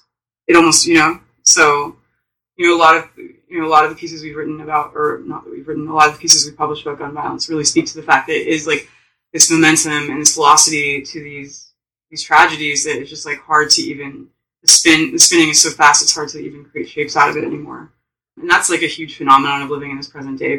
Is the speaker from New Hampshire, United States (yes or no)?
no; Oakland, California, United States; I grew up in Oakland, where, you know, gun violence was, like, at all-time highs during the 90s and 2000s